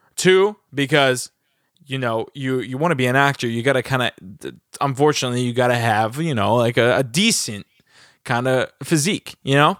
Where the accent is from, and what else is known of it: New Jersey, United States; born or raised there; also born or lived in Los Angeles